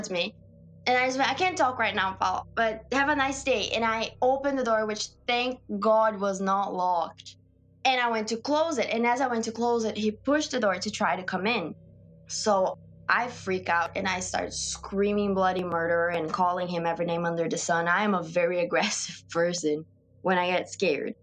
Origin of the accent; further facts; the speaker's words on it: Brazil; moved away; I'm from Brazil and I'm in this country alone